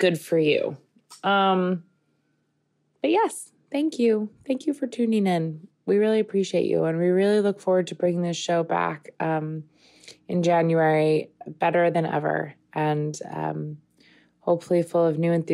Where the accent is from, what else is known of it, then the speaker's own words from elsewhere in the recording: Long Island, New York, United States; I grew up in Long Island, as did Bobby